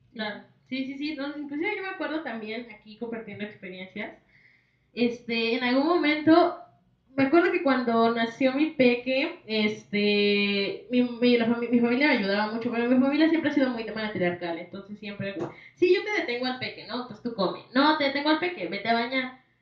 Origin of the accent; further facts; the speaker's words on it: Mexico; como mexicanos